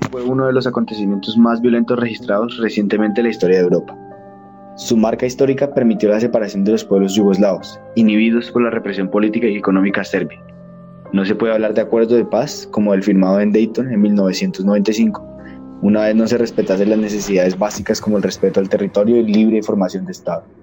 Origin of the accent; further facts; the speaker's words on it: Russia; Spanish is a second language; now in Croatia; Aunque soy originario de Rusia, he vivido 25 años aquí en Croacia.